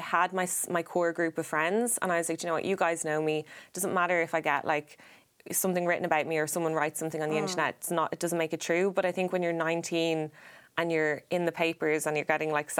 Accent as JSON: {"language": "English", "country": "Ireland", "said": "I'm from Ireland"}